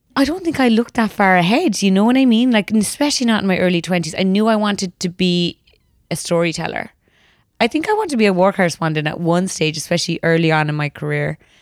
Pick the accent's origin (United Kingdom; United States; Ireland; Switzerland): Ireland; I grew up in Ireland in the nineties